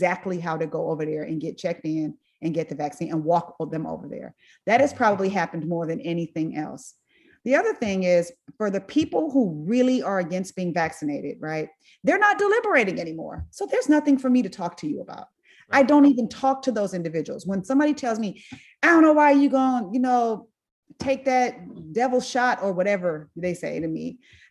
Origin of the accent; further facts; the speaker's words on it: Inglewood, California, United States; I went to Meharry, I went to Tuskegee, I'm from Inglewood